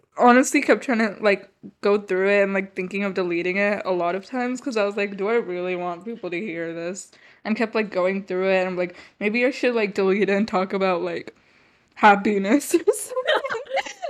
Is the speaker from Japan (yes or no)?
no; India; Okay, well, for me, I'm Indian, so I have a lot of like family friends.